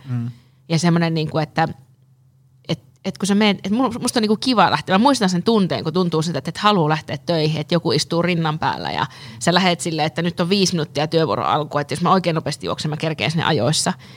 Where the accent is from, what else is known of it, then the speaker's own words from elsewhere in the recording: Lapland, Finland; now in Helsinki, Finland; mä oon Lapista kotoisin